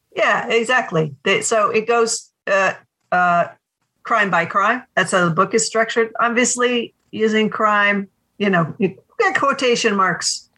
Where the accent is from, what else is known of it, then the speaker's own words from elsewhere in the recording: New England, United States; I'm from New England